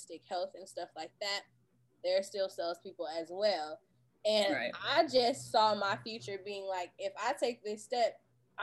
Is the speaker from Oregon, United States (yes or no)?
yes; Portland, Oregon, United States; I'm from Portland, Oregon